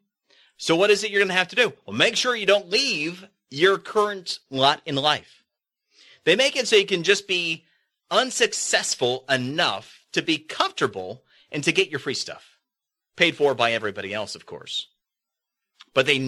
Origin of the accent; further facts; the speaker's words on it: Florida, United States; In Florida, one of the debates that's been going on, my home state